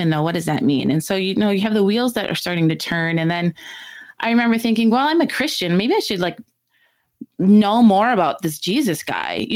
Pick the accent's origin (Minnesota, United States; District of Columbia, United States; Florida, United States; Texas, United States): Minnesota, United States; Chatfield; we did everything in our small hometown, Chatfield. And so we went to school there